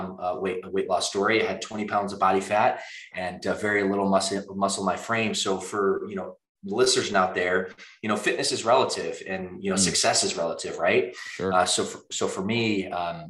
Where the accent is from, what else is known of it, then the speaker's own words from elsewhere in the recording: Midwest, United States; moved away as an adult; now in California, United States; We're both from the Midwest